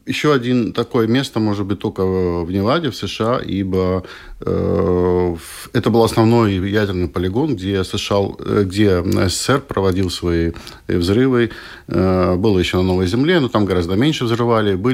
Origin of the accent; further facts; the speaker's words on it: Latvia; Их было двое. И вот э, мы двое из Латвии.